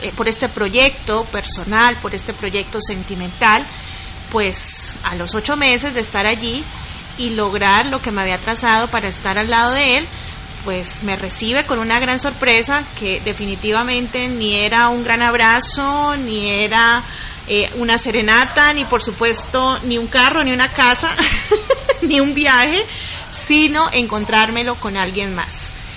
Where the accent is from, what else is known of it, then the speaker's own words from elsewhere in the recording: Bucaramanga, Santander, Colombia; moved away as an adult; also born or lived in Bogotá; Decido trasladarme a Bogotá desde mi ciudad natal, Bucaramanga